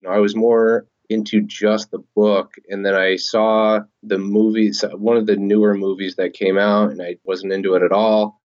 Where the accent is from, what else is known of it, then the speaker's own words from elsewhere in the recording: Oregon, United States; moved away; I'm originally from Oregon